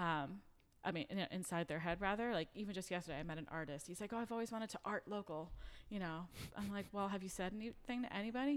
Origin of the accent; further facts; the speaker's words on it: New York City, New York, United States; now in Marietta, United States; I'm originally from New York City